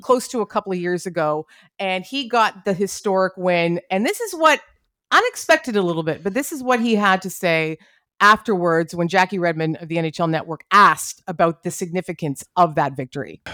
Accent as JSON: {"language": "English", "country": "Canada", "said": "as a Canadian hockey fan"}